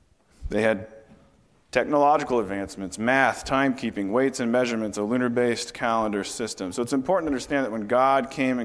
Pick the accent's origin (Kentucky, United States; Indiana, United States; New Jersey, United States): Indiana, United States; moved away as an adult; now in Montana, United States; I grew up in Indiana. Somehow God sent me to Montana